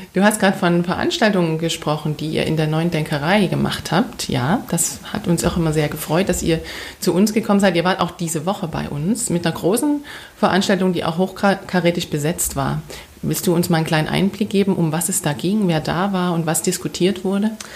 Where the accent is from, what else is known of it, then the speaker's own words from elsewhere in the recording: Saxony, Germany; als Sächsin